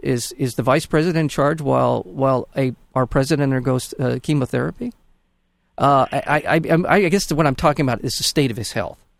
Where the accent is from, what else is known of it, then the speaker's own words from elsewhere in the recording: United States; as an American, as a as a voting American